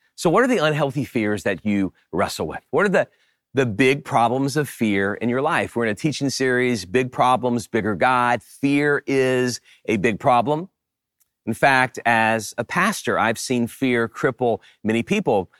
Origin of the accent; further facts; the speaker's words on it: Louisiana, United States; When I was a kid, I grew up in Louisiana and we, we lived close to the bayou.